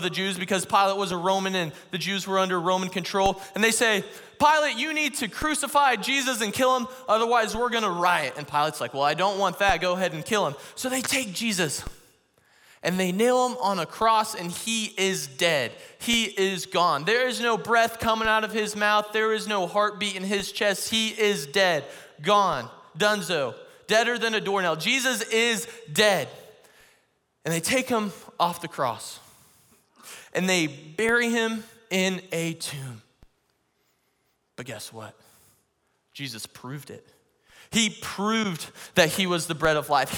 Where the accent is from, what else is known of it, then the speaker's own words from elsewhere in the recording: Missouri, United States; I'm from Missouri, and Missouri is known as the show me state.